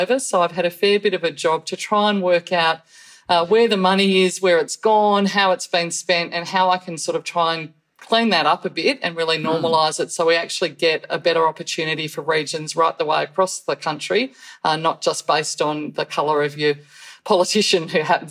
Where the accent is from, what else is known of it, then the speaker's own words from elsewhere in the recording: Ballarat, Victoria, Australia; I'm in my electorate office in Ballarat. So yes. Yeah, my hometown.